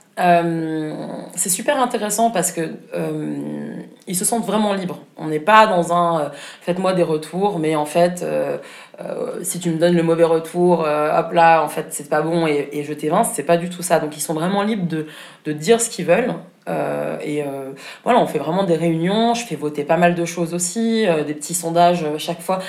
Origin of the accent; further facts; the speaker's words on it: Berlin, Germany; moved away as an adult; now in Paris, France; j'ai grandi à Berlin pendant 20 ans